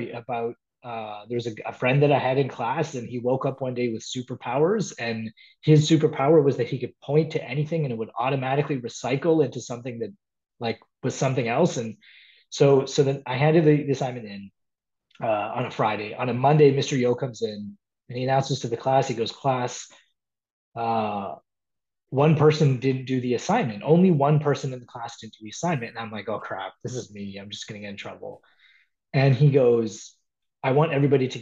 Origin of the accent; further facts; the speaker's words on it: Toronto, Ontario, Canada; I was born and raised in Toronto